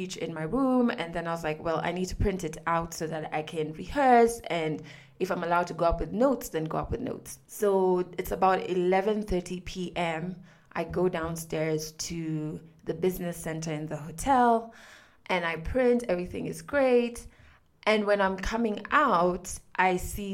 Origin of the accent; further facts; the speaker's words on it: Kenya; I'm from Kenya